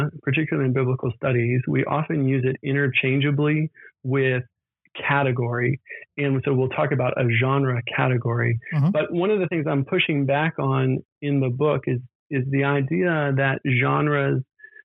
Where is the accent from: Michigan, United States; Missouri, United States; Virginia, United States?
Virginia, United States; moved away as an adult; also born or lived in Scotland / Cambridge / Oxford; I grew up in Virginia, and then went to the University of Virginia for my undergraduate degree